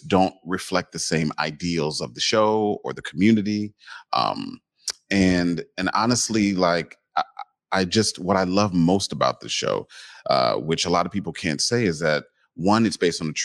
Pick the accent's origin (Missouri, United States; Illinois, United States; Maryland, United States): Illinois, United States; Chicago; I'm from Chicago. I still live there.